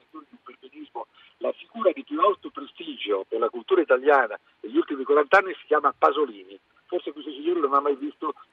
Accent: Italy; Sono uno dei pochi italiani che si è occupato di cultura sarta

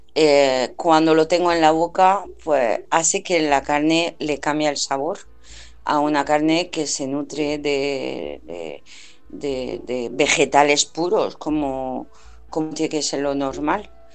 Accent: France; now in Spain; yo soy francesa y voy a Francia a menudo

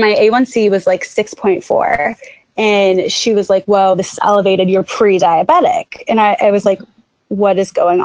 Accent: Jacksonville, Florida, United States; moved away; I am from Jacksonville, Florida, and I have definitely a skewed view coming from Jacksonville

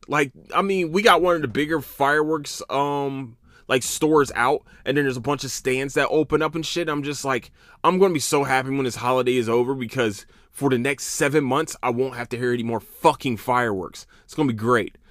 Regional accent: Philadelphia, Pennsylvania, United States; also born or lived in Camden, New Jersey; now in Texas, United States; I'm from Philadelphia

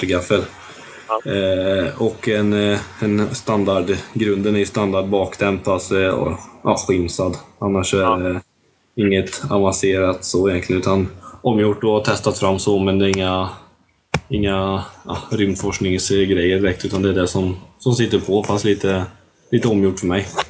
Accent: Tibro, Västra Götaland, Sweden; Jag är väl uppvuxen här ute i Sandhålan som vi har här i Tibro

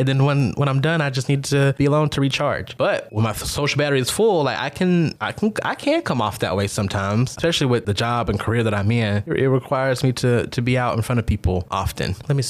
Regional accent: United States; moved away as an adult; now in Augusta, United States; I am from a very small country town over 2 hours away from Augusta.

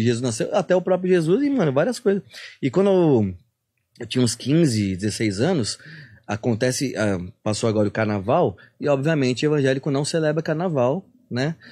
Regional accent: Santos, São Paulo, Brazil; eu sou de Santos

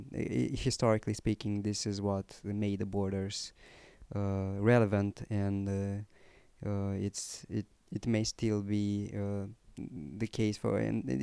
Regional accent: Romania; also born or lived in Moldavia; I was born in Moldavia, moved to Romania, and even though I consider myself to be a Romanian guy, even though I was born in Moldavia, because of some cultural history we have

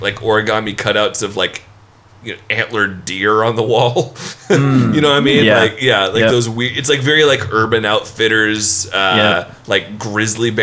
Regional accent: Bend, Oregon, United States; We're the only place in Oregon that considers ourselves Central Oregon

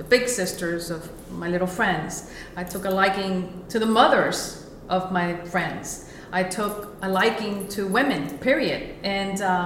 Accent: Miami, Florida, United States; also born or lived in Cuba; I was born in Cuba. Okay. I came when I was very young, at the age of 5. I am a product of Miami, Florida, from public schools to the public school systems

